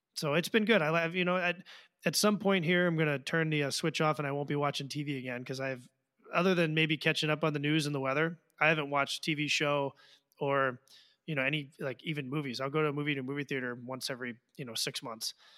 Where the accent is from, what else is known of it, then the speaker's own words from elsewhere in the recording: Washington, District of Columbia, United States; I grew up in Washington, D C